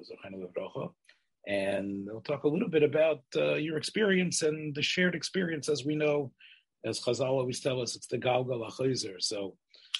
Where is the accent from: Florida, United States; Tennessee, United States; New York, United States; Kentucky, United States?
Tennessee, United States; Memphis; I grew up in Memphis